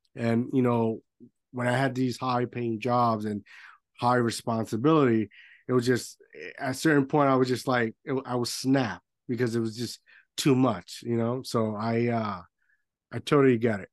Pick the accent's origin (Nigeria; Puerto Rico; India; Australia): Puerto Rico; moved away; I grew up in Puerto Rico